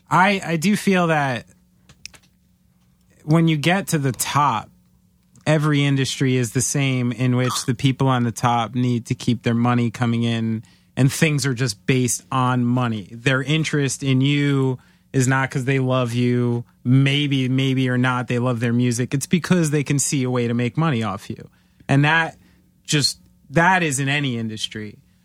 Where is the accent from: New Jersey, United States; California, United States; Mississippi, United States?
New Jersey, United States; I'm a Jew from New Jersey. This offends me.